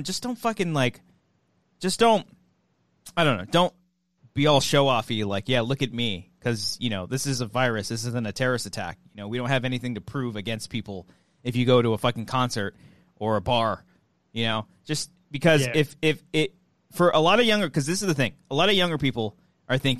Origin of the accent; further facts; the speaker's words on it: La Mirada, California, United States; My hometown of La Mirada